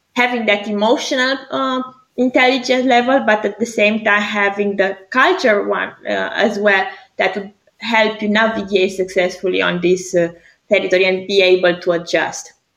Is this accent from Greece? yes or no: yes; Greece; moved away as an adult; also born or lived in Romania; now in Zurich, Switzerland; for school and studies, I went back to Greece. I'm half Greek, half Romania